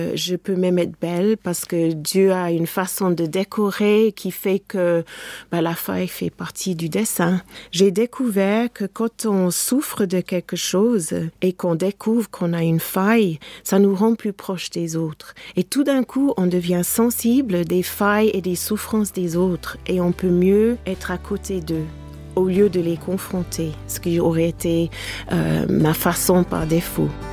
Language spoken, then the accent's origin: French; England, United Kingdom; French is a second language; now in France; mon pays natal, l'Angleterre